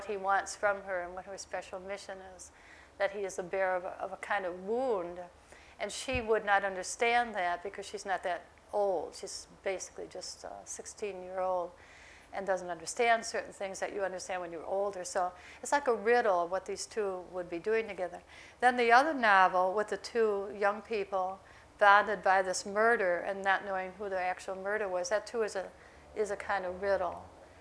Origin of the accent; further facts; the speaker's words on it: Millersport, New York, United States; moved away; also born or lived in Lockport, New York; I grew up on this farm